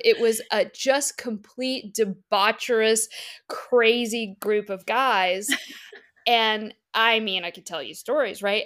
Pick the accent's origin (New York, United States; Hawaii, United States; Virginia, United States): Virginia, United States; moved away; my Virginia family's, like, Katie's tiny bungalow.